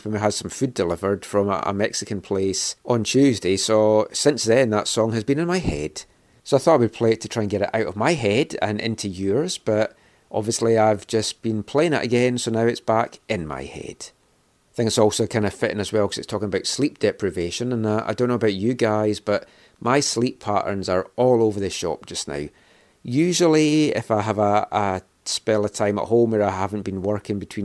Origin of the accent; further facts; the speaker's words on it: Scotland, United Kingdom; being Scottish